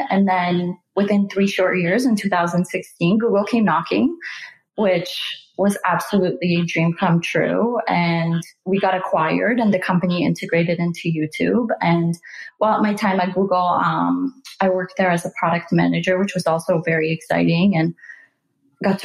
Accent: Canada; moved away as an adult; also born or lived in Silicon Valley; move to Silicon Valley because we're both Canadian

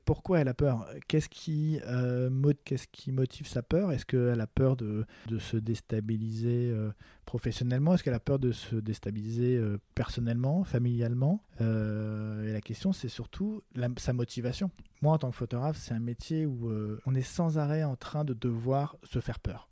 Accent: France; also born or lived in Paris; en tant que Français

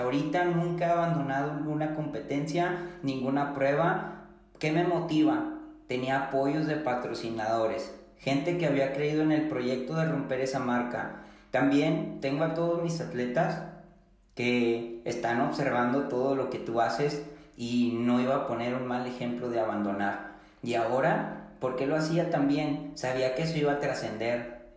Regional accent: Apodaca, Nuevo León, Mexico; accent: regia; yo no soy de Monterrey, yo soy de Apodaca.

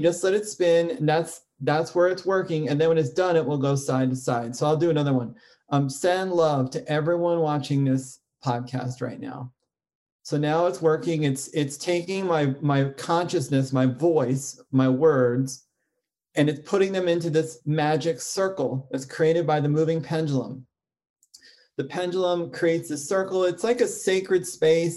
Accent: New York, United States; I grew up in New York and my family were like New York intellectuals

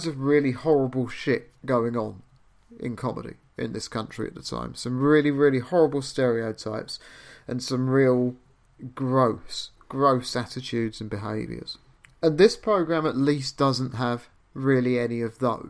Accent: London, United Kingdom; I was born in London in 1972

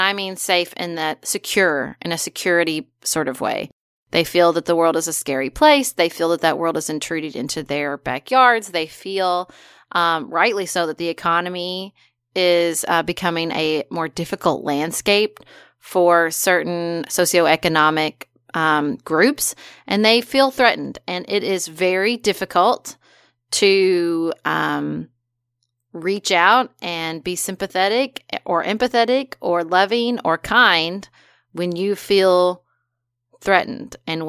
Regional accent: United States; I was born here, and that I am entitled. I am an American

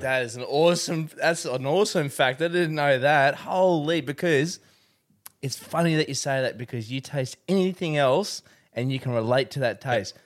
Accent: Rockhampton, Queensland, Australia; also born or lived in Canberra; We'd left Canberra and we came up to Rockhampton

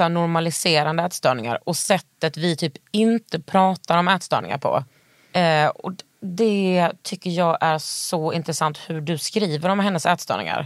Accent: Västergötland, Västra Götaland, Sweden; jag är eh, bördig från Västergötland

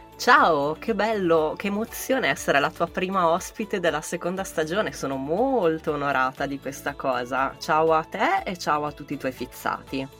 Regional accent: Milan, Lombardy, Italy; sono giornalista, sono di Milano

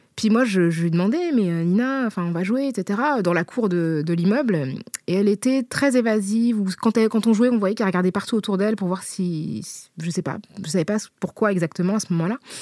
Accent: Paris, Île-de-France, France; also born or lived in La Courneuve; je suis née euh, à Paris, où j'ai grandi et où j'ai euh, toujours vécu

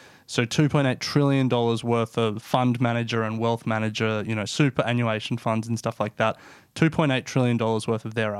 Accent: Australia; the obvious one as Australian speaking in Australia, is superannuation.

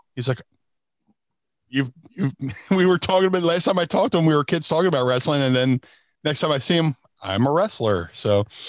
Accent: Atlantic City, New Jersey, United States; also born or lived in Philadelphia; I grew up in Atlantic City, which means the, uh, there was a lot of casinos

